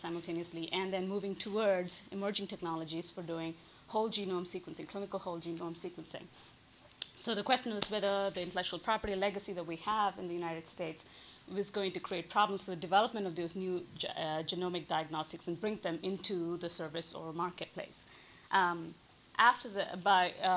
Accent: India; moved away as an adult; growing up in India

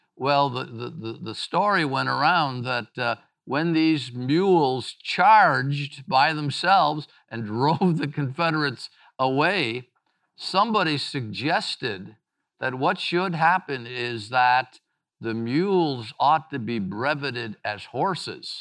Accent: Mississippi, United States; my home state of Mississippi

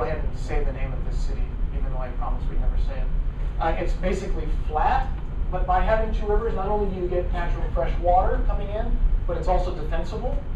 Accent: Fresno, California, United States; moved away; my hometown, Fresno

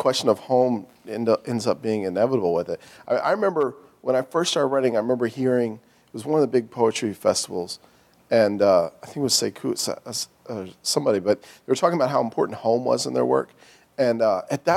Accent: Philadelphia, Pennsylvania, United States; growing up in the Germantown section of Philadelphia

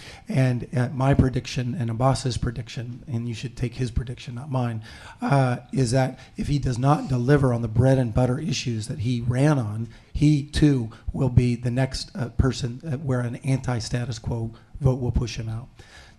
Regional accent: United States; also born or lived in Soviet Union / Poland; they really, really wanted to interact with me as an American.

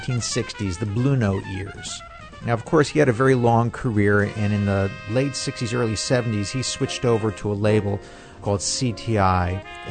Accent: New York City, New York, United States; now in Atlanta, United States; while I was growing up in New York

